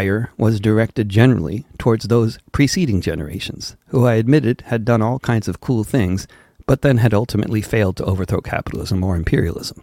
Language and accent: English; Wilton, United States; Growing up in Wilton